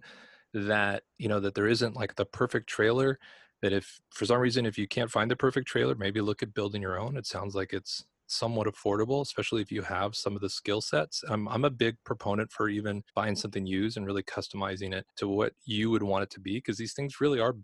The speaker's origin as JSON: {"language": "English", "town": "Los Angeles", "region": "California", "country": "United States", "moved": "yes", "said": "I'm originally from Los Angeles"}